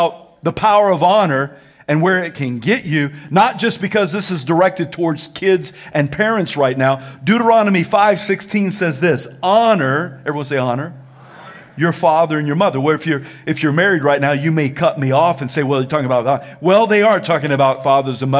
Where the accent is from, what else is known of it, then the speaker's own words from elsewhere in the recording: the South, United States; I'm from the South